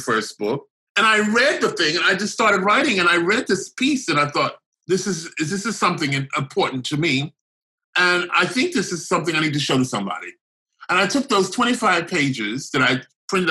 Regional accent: the South, United States; moved away; when I was growing up in the South

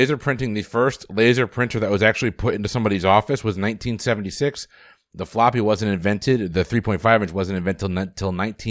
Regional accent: Bridgeport, Connecticut, United States; Subway actually dates all the way back to 1965 in Bridgeport, Connecticut, my hometown.

